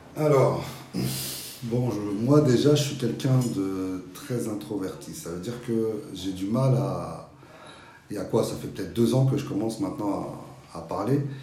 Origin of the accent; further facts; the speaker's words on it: Petit-Bourg, Guadeloupe; also born or lived in France (mainland); now in France; je suis guadeloupéen. Hein. Ma mère est guadeloupéenne, je viens de Petit-Bourg. Et qu'on est venu en France